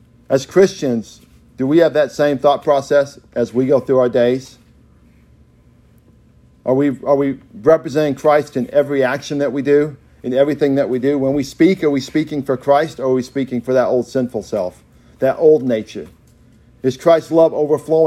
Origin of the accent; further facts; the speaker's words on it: Oklahoma, United States; We are more than Okies.